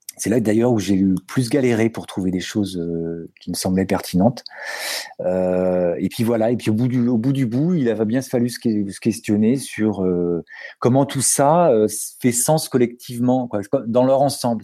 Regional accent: Paris, Île-de-France, France; je suis parisien, papa de deux enfants

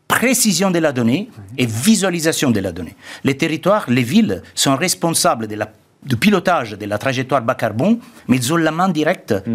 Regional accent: Italy; French is a second language; comme en Italie, moi je suis italien, je connais bien mon pays

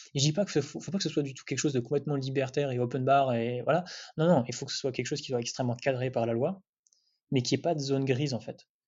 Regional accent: Amiens, Hauts-de-France, France; also born or lived in Paris; je viens pas du tout de Paris. Enfin, je viens d'Amiens

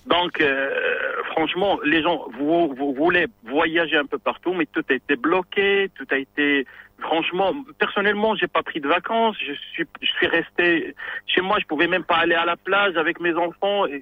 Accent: Marrakesh, Marrakesh-Safi, Morocco; now in Tangier, Morocco; je, travaille à Tanger, je suis originaire de Marrakech

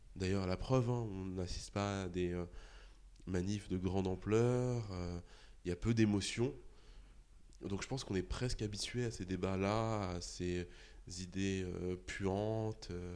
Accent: Argenteuil, Île-de-France, France; also born or lived in Saint-Gratien; j'ai grandi à Argenteuil et à Saint-Gratien, donc qui était la ville juste à côté

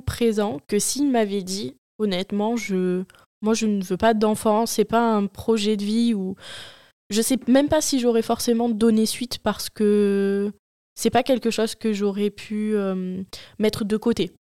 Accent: Marseille, Provence-Alpes-Côte d'Azur, France; Je suis marseillaise, née à Marseille et euh, j'habite actuellement à côté de Marseille

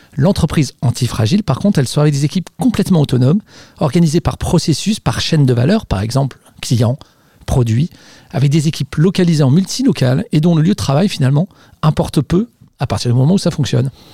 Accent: Savoy, Auvergne-Rhône-Alpes, France; je suis savoyard

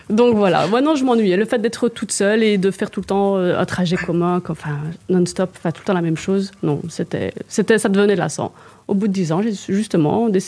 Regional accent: Liège, Wallonia, Belgium; accent: liégeois; parce que j'ai l'accent liégeois.

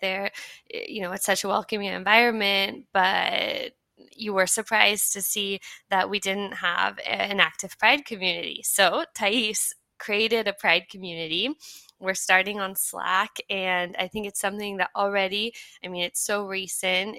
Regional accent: United States; now in France; I'm American, but I'm also French now. I've been living in France for a while

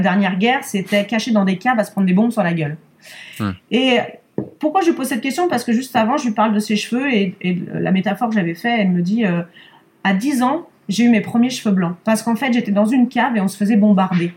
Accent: Lyon, Auvergne-Rhône-Alpes, France; now in Issy-les-Moulineaux, France; je suis née à Lyon, ouais, je suis née à Lyon

